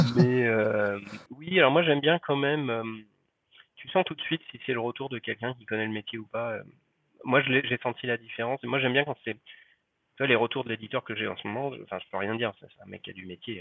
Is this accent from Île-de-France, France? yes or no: yes; Paris, Île-de-France, France; je suis parisien